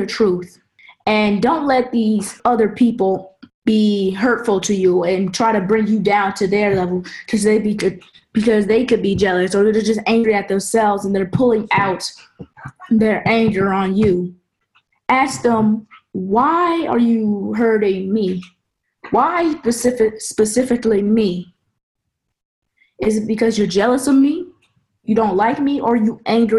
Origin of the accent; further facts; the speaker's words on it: St. Louis, United States; now in Germany; I'm from St. Louis, Mississippi.